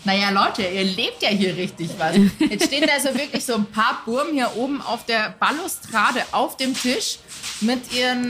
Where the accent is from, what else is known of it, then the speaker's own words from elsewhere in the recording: Munich, Bavaria, Germany; ich bin aus München